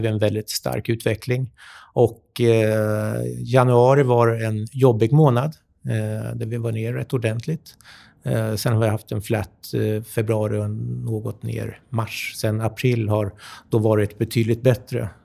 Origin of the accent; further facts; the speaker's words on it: Sweden; also born or lived in United States; som svensk